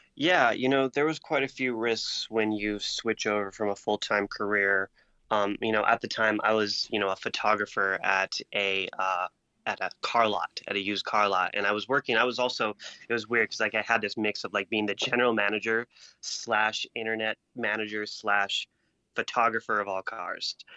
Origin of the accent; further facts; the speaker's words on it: Marana, Arizona, United States; moved away as an adult; also born or lived in Las Vegas; I'm a kid from Marana, Arizona, which is like just basically trailer park town